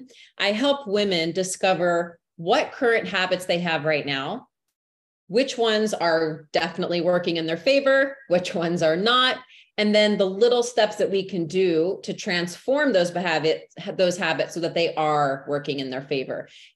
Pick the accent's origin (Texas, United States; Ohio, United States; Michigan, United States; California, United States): Texas, United States; born and raised in Texas, which people always ask me, are you sure? Because you don't have the accent.